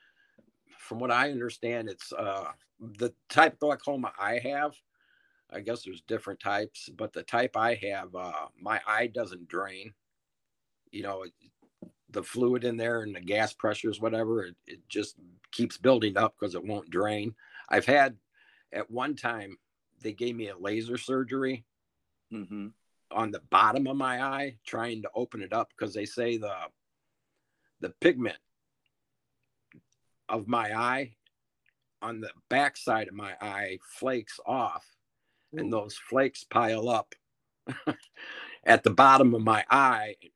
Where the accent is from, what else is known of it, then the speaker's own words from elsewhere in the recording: Rockford, Illinois, United States; Rockford, Illinois